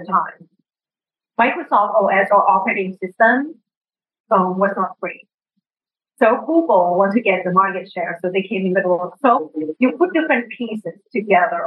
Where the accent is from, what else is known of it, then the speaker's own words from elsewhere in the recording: Thailand; English is a second language; moved away as an adult; I came from Thailand and worked at the World Bank in emerging markets.